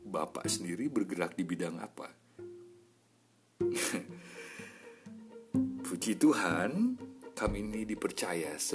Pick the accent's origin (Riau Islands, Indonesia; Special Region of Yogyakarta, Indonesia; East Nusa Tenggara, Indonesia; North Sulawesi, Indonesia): East Nusa Tenggara, Indonesia; Sumba; Tempat kami di Sumba. Sumba sekarang rame sekali.